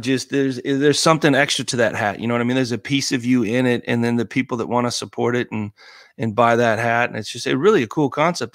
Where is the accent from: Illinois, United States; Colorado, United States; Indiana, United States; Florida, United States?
Colorado, United States; Colorado Springs; moved away; growing up in Colorado Springs